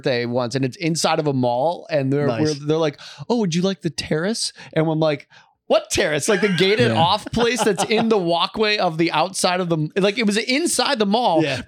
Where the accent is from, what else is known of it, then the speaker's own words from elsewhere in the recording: Midwest, United States; growing up in the Midwest